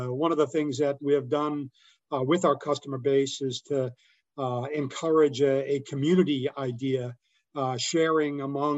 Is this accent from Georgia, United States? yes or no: no; Boston, Massachusetts, United States; moved away; I'm from Boston originally